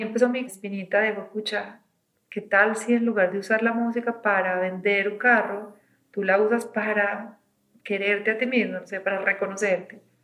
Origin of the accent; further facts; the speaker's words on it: Medellín, Antioquia, Colombia; Yo nací en los ochentas en Medellín